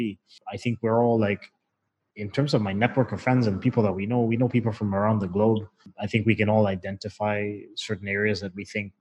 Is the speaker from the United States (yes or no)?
no; Zambia; I was born in Zambia and, you know, my parents retired in Zambia.